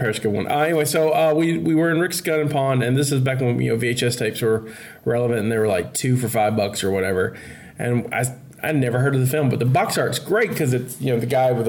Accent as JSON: {"language": "English", "area": "Baldwin County", "region": "Alabama", "country": "United States", "said": "So I'm from Baldwin County, so I'm from the county close enough to Florida."}